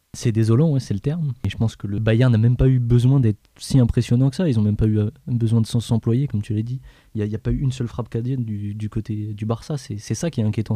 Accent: France; en tant que Français

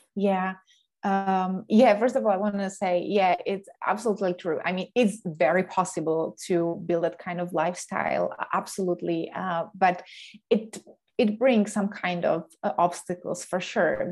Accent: Slovakia; moved away as an adult; also born or lived in Denmark / Canada / England; now in Sweden; I'm coming originally from Slovakia

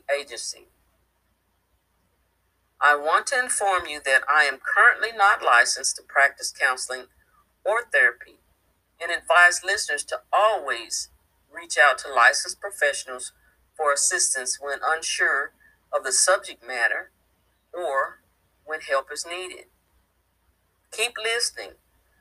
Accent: Midwest, United States; moved away as an adult; now in East Texas, United States; I was born in the Midwest, and that's where I lived half my life

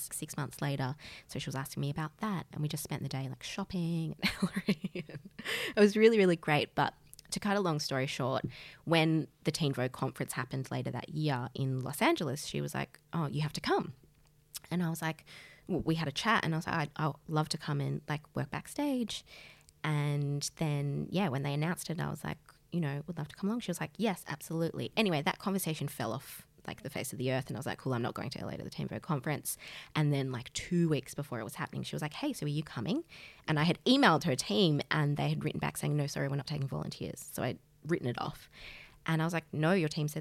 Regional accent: Australia; I'm from Australia

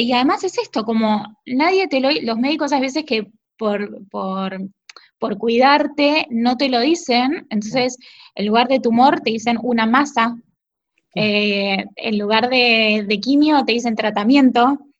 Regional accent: Bahía Blanca, Buenos Aires Province, Argentina; Yo de chiquita vivía en Buenos Aires y nací en Buenos Aires pero siempre vine mucho porque tengo familia acá eh, y viví ocho años de mi adolescencia

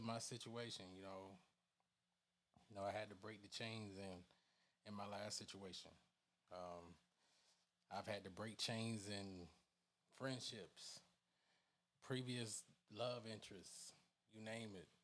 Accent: Newnan, Georgia, United States; I'm from the South. I'm from the Atlanta area, Newnan, Georgia, to be exact

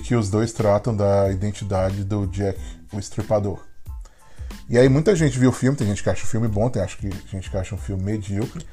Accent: Brazil; now in Philadelphia, United States

